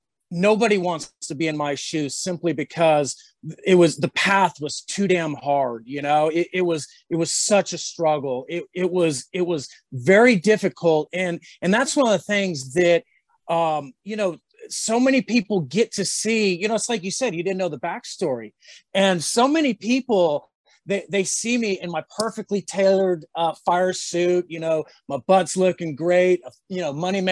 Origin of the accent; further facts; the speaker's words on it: San Francisco Bay Area, California, United States; moved away; also born or lived in North Carolina; I grew up in the Bay Area in California, the San Francisco Bay Area